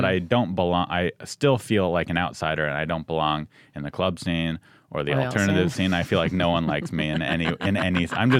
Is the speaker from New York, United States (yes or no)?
no; San Diego, California, United States; moved away as an adult; also born or lived in Santa Cruz; now in Los Angeles, United States; I'm from San Diego, went to college in Santa Cruz, Northern California.